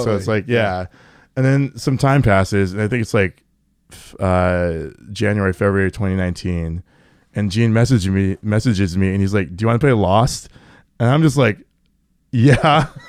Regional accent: Everett, Washington, United States; Yeah, from Everett.

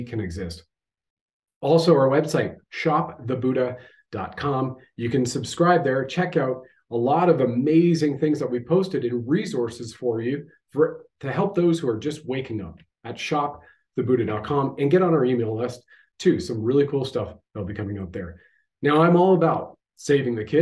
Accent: Canada; I have served my country at the federal level as a Canadian infantry soldier

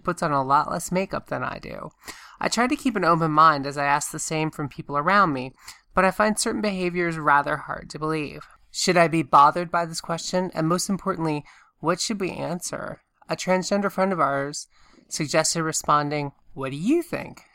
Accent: Augusta, Georgia, United States; moved away; when I was growing up in Augusta, Georgia

